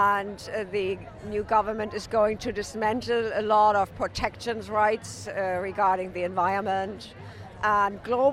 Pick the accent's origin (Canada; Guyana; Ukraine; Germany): Germany; now in Novato, United States; From Germany. I'm an American citizen now.